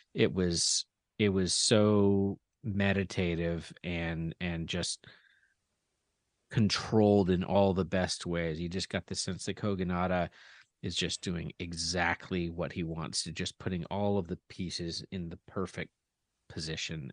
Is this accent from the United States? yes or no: yes; United States; as an American